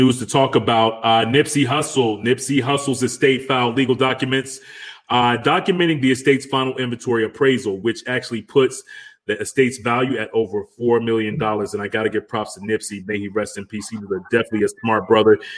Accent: Atlanta, Georgia, United States; I'm from Atlanta.

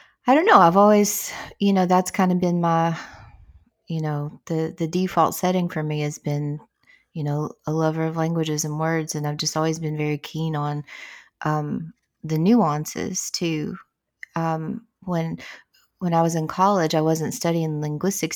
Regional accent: Southeastern Kentucky, United States; accent: Appalachian; Appalachian dialect which is the dialect I speak. You know, I'm from Southeastern Kentucky

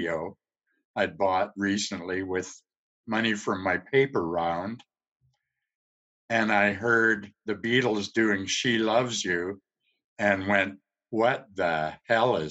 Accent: Gibsons, British Columbia, Canada; I grew up outside of Vancouver on a little peninsula. You had to take a ferry to get there.

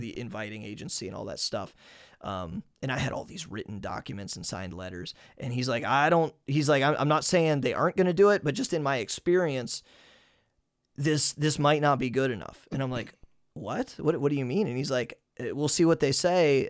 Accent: United States; moved away as an adult; now in Hungary; as an American

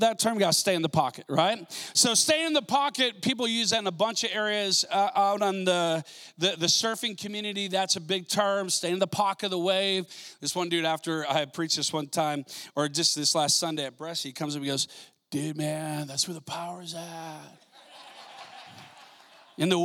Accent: Minnesota, United States; I grew up in Minnesota

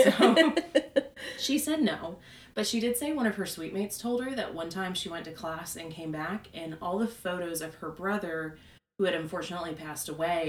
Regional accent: upstate South Carolina, United States; also born or lived in Charleston, South Carolina; I grew up in the upstate of South Carolina, but nothing's really going on up there.

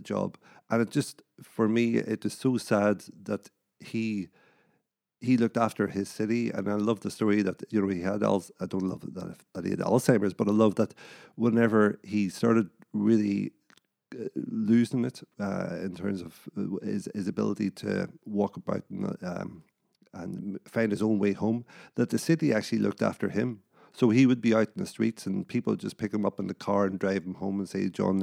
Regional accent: Northern Ireland, United Kingdom; me growing up in Northern Ireland

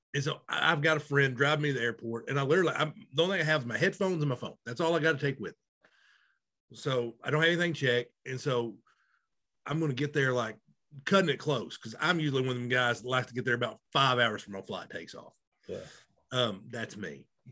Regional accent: Arkansas, United States; me and you both, we grew up in Arkansas

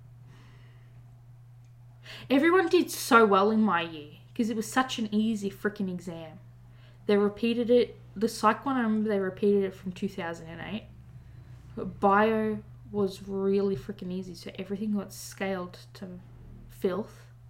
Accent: Australia

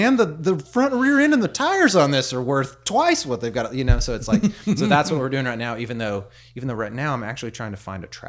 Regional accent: Prairie Grove, Arkansas, United States; So I grew up in Prairie Grove.

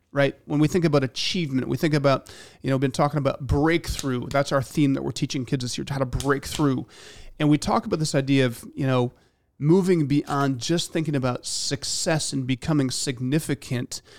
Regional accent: Michigan, United States; I grew up in Michigan

